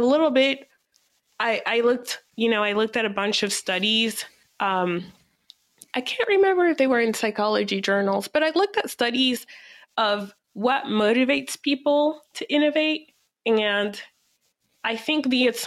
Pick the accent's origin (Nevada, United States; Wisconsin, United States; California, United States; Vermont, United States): Nevada, United States; Reno; now in Washington, DC, United States; I grew up in Reno, Nevada